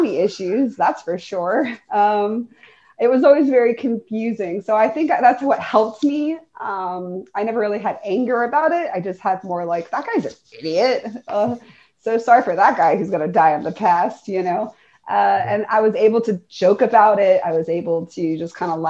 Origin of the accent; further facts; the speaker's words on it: the East, East Coast, United States; moved away; I'm from the East